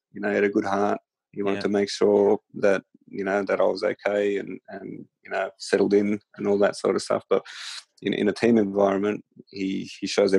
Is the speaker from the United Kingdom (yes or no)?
no; Sydney, New South Wales, Australia; You know, it was the Sydney Olympics, my hometown.